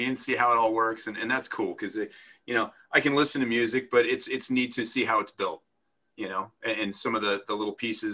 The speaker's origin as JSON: {"language": "English", "town": "Vernon", "region": "New Jersey", "country": "United States", "moved": "yes", "said": "I'm originally from Vernon."}